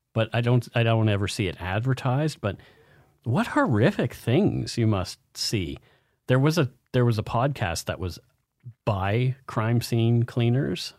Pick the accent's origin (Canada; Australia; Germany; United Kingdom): Canada; Nova Scotia; in Nova Scotia around my hometown